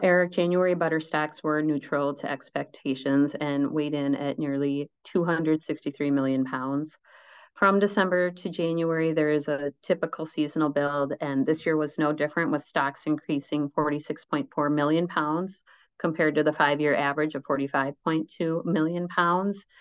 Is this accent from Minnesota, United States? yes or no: yes; Minnesota, United States; I grew up in Minnesota.